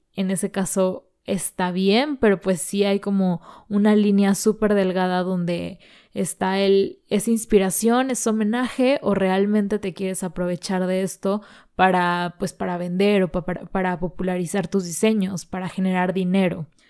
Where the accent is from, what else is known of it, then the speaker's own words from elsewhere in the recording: Mexico; somos mexicanos